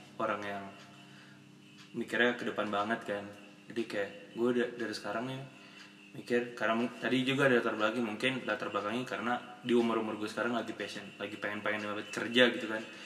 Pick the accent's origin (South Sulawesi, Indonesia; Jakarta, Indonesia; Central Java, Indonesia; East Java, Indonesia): South Sulawesi, Indonesia; Makassar; gue juga dari Makassar